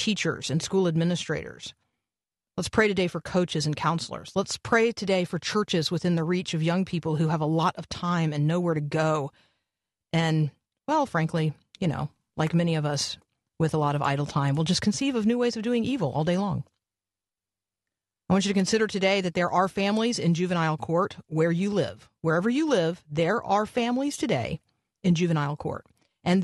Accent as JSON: {"language": "English", "town": "Tampa", "region": "Florida", "country": "United States", "tie": "born or raised there", "said": "I grew up in Tampa"}